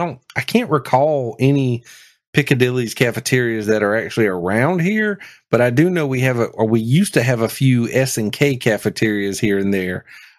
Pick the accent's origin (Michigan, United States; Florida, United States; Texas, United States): Texas, United States; Odessa; I've been to Odessa. I was raised in Odessa.